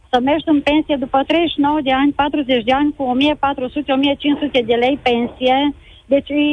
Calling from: Baia Mare, Maramureș County, Romania; Bună ziua, bună ziua … din Baia Mare.

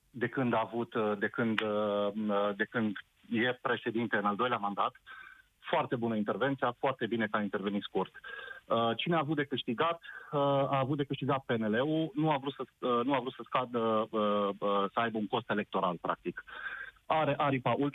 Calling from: Timișoara, Timiș County, Romania; sunt ales să sunt din Timișoara.

